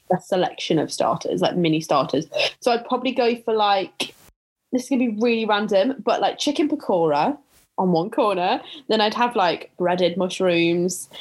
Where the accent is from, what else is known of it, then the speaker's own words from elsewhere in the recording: Staffordshire, West Midlands, United Kingdom; I grew up in Staffordshire